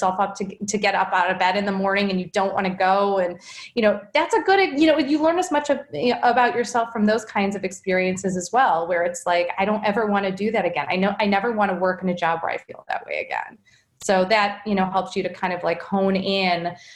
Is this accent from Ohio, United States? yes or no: yes; Cleveland, Ohio, United States; also born or lived in Boston; I grew up here in Cleveland